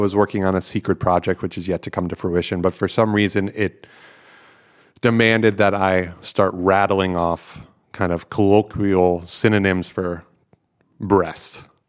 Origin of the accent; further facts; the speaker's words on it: outside of New York City, United States; moved away as an adult; now in Netherlands; I grew up outside of New York City